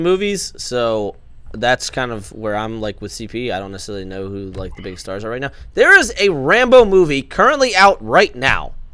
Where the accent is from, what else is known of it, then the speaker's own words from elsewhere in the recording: Maryland, United States; I'm from Maryland